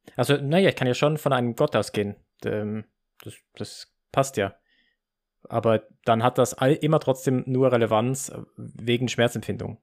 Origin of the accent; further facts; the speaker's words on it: Basel, Basel-Stadt, Switzerland; ich bin in, in Basel geboren und, und aufgewachsen